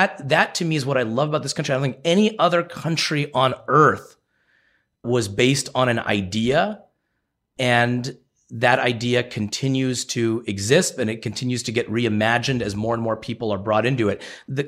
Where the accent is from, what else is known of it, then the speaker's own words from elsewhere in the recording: United States; I was born in the United States.